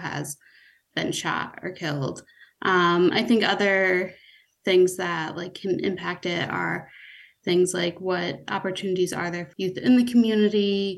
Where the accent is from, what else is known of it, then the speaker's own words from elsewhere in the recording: Clifton Park, New York, United States; also born or lived in Philadelphia; I grew up not too far from Troy. I grew up in Clifton Park, which is about 15 minutes away.